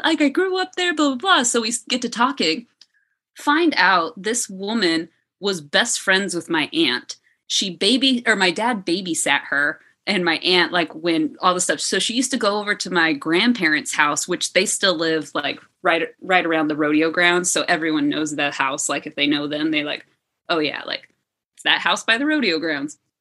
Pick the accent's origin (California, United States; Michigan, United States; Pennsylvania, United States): California, United States; Oakdale; I was born in Oakdale, literally in the hospital here